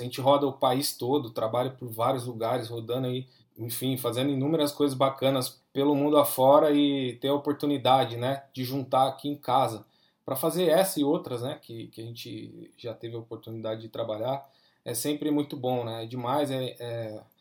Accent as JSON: {"language": "Portuguese", "country": "Brazil", "said": "nós estamos no Brasil, né? Nós somos latino-americano"}